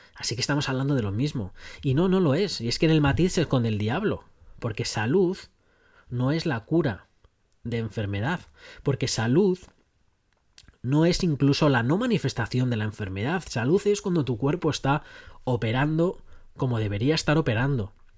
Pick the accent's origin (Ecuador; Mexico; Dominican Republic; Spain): Spain; moved away as an adult; soy un español que está viviendo ahora pues en un país extranjero